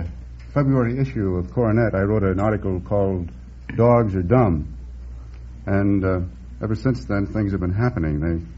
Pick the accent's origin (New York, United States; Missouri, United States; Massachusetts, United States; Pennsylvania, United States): Pennsylvania, United States; Scranton; I come from Scranton, Pennsylvania.